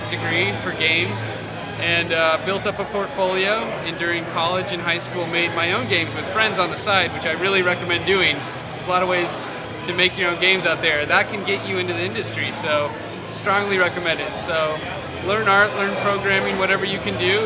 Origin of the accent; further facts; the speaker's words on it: Colorado, United States; moved away; also born or lived in San Francisco; my hometown in Colorado